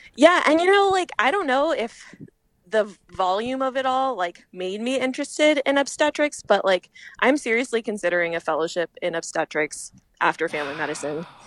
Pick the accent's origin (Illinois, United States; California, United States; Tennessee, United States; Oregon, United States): California, United States; Fresno; moved away as an adult; also born or lived in Philadelphia / San Francisco; now in Twin Cities, Minnesota, United States; I'm from Fresno